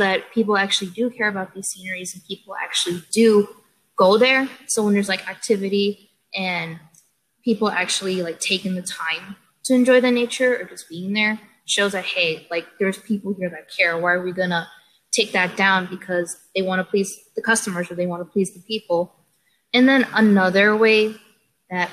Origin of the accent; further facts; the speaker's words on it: Chicago, Illinois, United States; I am from Chicago. I am in the urban life, city life, 100% city girl